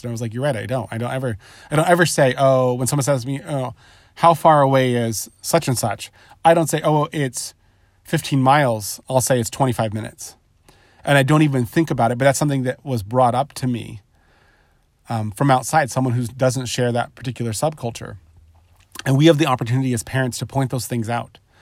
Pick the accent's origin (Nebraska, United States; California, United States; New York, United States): California, United States; Southern; I grew up in Southern California. I live in Southern California currently